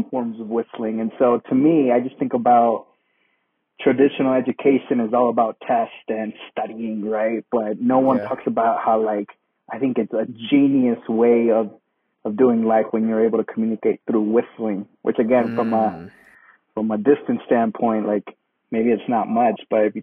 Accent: Newberg, Oregon, United States; I grew up in Newburgh.

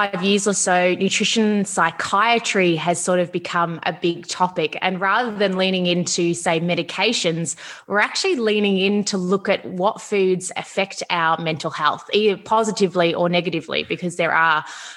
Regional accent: Melbourne, Victoria, Australia; I'm from Melbourne, Australia

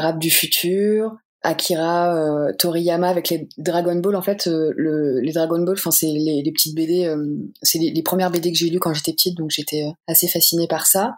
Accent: Normandy, France; moved away; je suis normande à la base

